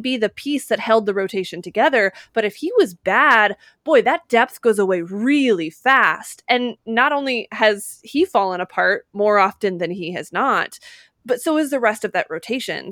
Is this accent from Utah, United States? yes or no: yes; Utah, United States; moved away; I grew up in Utah